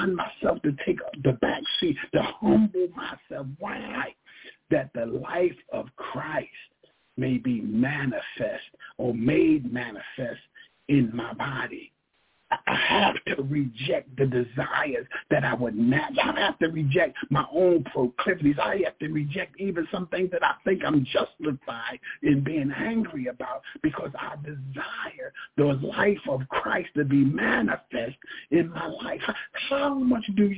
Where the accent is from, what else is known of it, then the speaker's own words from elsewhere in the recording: Philadelphia, Pennsylvania, United States; We're from North Philly.